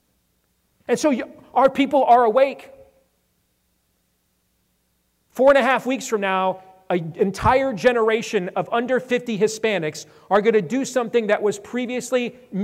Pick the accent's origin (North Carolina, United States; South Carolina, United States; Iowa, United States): Iowa, United States; born or raised there